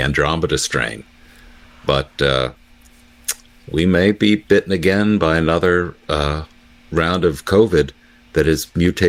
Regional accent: United States; I'm still an American, even though I disagree with the government's in Washington's policies.

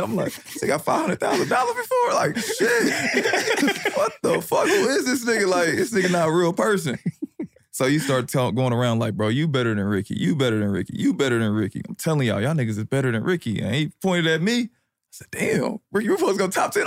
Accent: Indianapolis, Indiana, United States; I'm from the West Side of Indianapolis

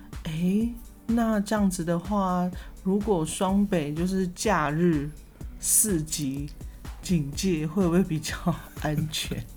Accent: southern Taiwan, Taiwan; 高铁跟台铁，然后就很害怕，就是乡下我们南部人就很担心，就很怕

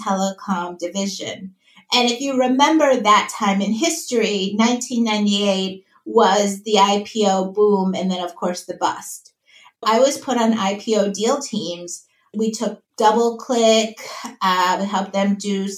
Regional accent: Minnesota, United States; moved away as an adult; also born or lived in Wisconsin / New York; now in Austin, United States; I grew up in Minnesota

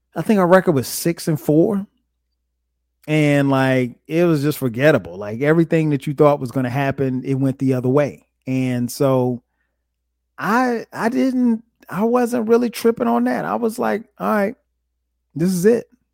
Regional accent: Florence, South Carolina, United States; where I grew up in Florence.

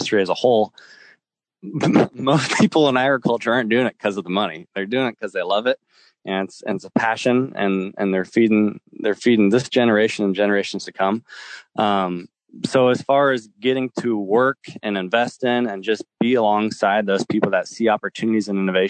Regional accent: Lincoln, Nebraska, United States; I'm from Lincoln, Nebraska, which by any means isn't a big city

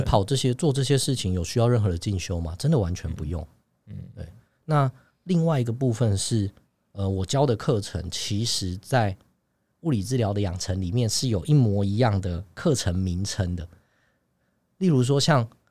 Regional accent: Taiwan; also born or lived in New York; 我们台湾人讲的这些系统跟内容

